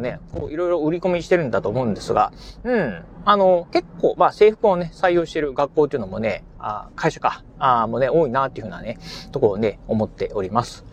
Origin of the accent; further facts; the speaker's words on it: Kochi, Japan; moved away as an adult; now in Kurashiki, Japan; 出身はね、高知県の高知市で生まれて、えー、そしてね、まあ、高校卒業までですね、高知市で育ちましたんで